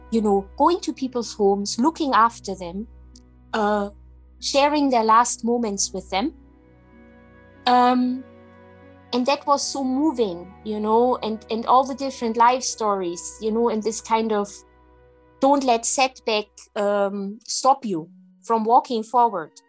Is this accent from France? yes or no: no; Germany; English is a second language; moved away as an adult; now in Scotland; I was very young, I was in my early 20s. And um, yeah, I moved country. I moved from Germany to Scotland